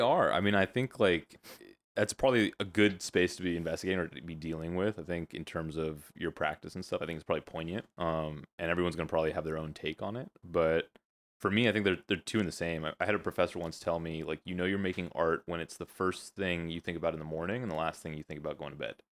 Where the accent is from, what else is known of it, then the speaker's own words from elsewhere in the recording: the Valley, California, United States; I am a California kid, Valley, born and raised.